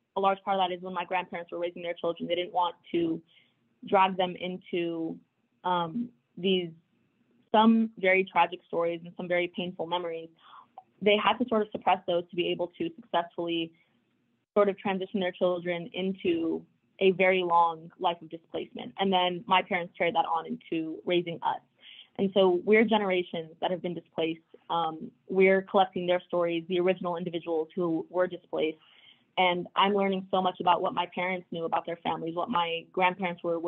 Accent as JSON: {"language": "English", "country": "United States", "tie": "born or raised there", "said": "I grew up in the United States, but I grew up on the US-Mexico border"}